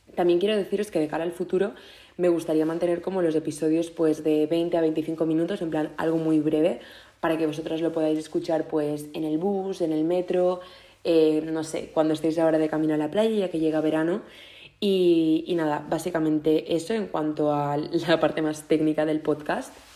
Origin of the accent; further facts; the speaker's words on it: Mallorca, Balearic Islands, Spain; moved away as an adult; ya he vuelto a casa a Mallorca para, para el verano, que para quien no lo sepáis eh, soy de Mallorca